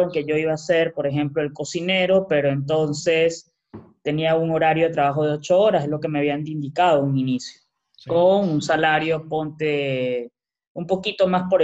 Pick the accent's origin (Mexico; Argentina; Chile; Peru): Peru; moved away as an adult; Sin embargo, como bueno, soy peruano, tengo familia y llegué directamente a un lugar.